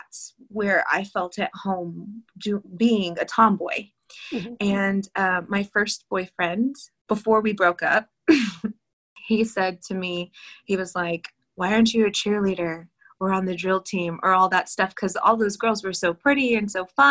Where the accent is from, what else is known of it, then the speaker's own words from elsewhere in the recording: Texas, United States; also born or lived in California; I was born in California. We moved to Texas so my mom could be with her grandmother